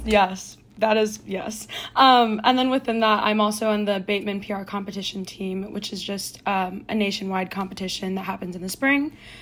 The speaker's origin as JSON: {"language": "English", "town": "Oakland", "region": "California", "country": "United States", "said": "I'm from Oakland, California"}